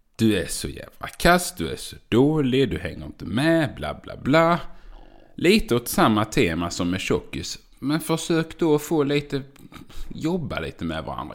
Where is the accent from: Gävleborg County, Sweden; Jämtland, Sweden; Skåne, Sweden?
Skåne, Sweden; Göinge area; accent: skånska; Jag är född i Skåne. Jag är uppvuxen på en åker. Jag är från Göingetrakten